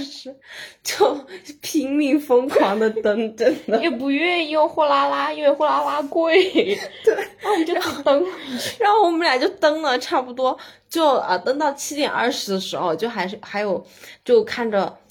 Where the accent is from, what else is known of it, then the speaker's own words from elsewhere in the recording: Sichuan, China; 作为一个四川人，从小的家庭旅游项目就是爬山